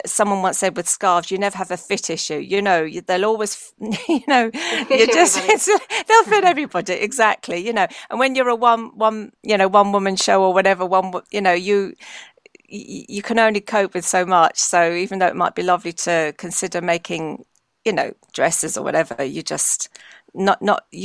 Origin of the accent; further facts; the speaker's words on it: London, United Kingdom; I was brought up in London, but in a home that, I was brought up in a very Irish part of London.